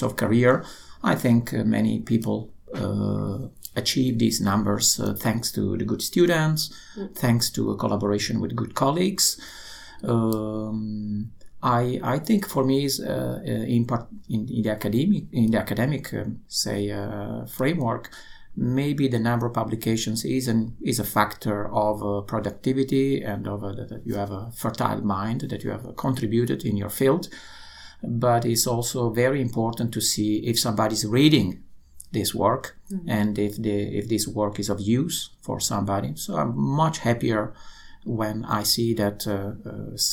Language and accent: English; Italy; moved away as an adult; now in Netherlands; I come from Italy, so I came to the Netherlands more than 20 years ago.